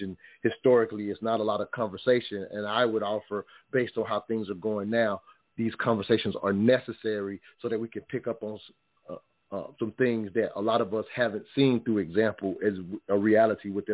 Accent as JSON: {"language": "English", "region": "South Carolina", "country": "United States", "tie": "born or raised there", "said": "growing up in South Carolina, the deep South, if you will"}